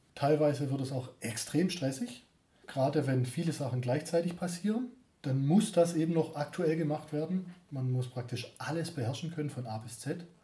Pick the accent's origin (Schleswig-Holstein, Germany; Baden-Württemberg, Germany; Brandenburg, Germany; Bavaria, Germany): Baden-Württemberg, Germany; Stuttgart; accent: Stuttgarterisch; Ich komme von hier.